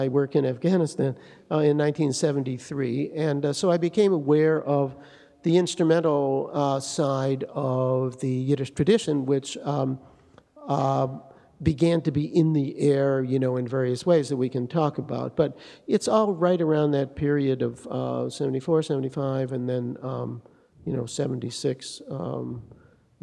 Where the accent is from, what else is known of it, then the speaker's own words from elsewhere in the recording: Detroit, Michigan, United States; I grew up in Detroit